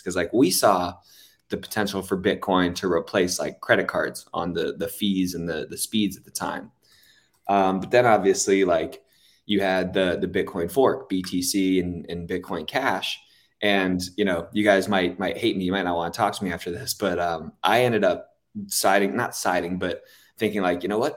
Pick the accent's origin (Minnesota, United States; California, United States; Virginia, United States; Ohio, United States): California, United States; Los Angeles; I'm from Los Angeles